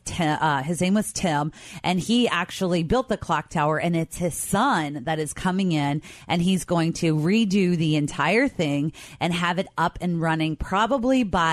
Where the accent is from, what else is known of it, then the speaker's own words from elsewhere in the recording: Covington, Kentucky, United States; Growing up in Covington, which of course I did